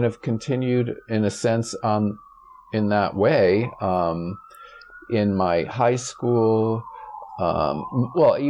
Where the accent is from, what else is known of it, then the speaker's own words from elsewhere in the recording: Springfield, Massachusetts, United States; I grew up in Springfield, Massachusetts, in the Puerto Rican neighborhood at the time